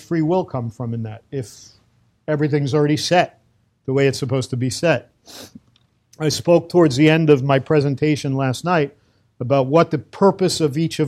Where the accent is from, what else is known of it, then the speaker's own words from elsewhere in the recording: New York City, New York, United States; moved away as an adult; now in Safed, Israel; I'm a kid from Brooklyn, from the streets